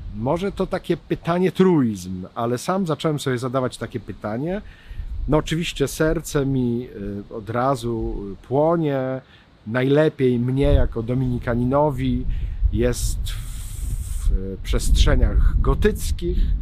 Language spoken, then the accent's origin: Polish; Kielce region, Świętokrzyskie Voivodeship, Poland; ja jestem z Kieleckiego